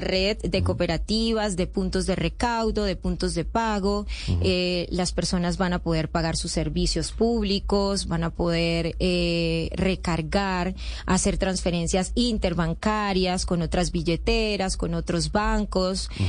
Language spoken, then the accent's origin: Spanish; Colombia; moved away; also born or lived in Venezuela; yo soy colombiana, eh, tengo condición de población retornada de Venezuela. Viví 15 años en Venezuela